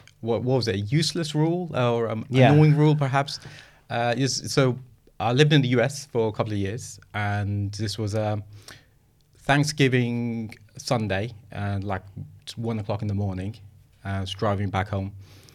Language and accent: English; United Kingdom; accent: British; I think I just hammed up my British accent as much as I could